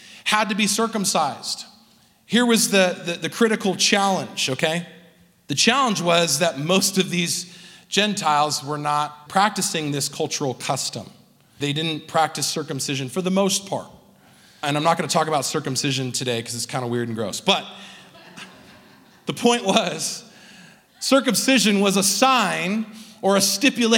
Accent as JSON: {"language": "English", "region": "Southern California", "country": "United States", "moved": "as an adult", "lives_now": "Salt Lake City, United States", "said": "Southern California, which is where I'm from"}